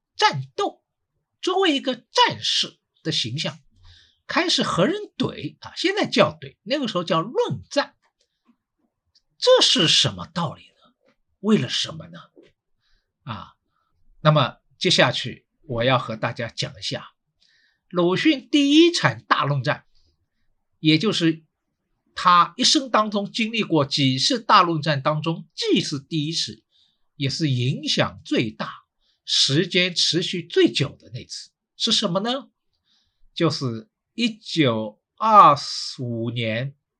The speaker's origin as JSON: {"language": "Chinese", "region": "Shanghai", "country": "China", "said": "我是上海人"}